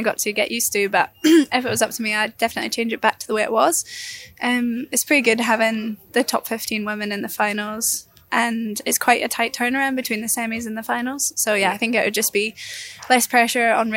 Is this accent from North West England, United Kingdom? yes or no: no; Fort William, Scotland, United Kingdom; moved away; I'm actually from Fort William.